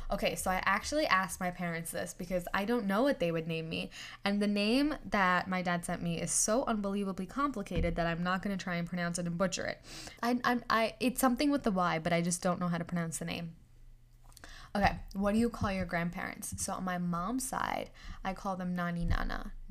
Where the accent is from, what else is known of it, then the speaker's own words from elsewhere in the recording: New York, United States; also born or lived in India; Well, I am from New York, actually. like ethnicity wise, I'm Indian.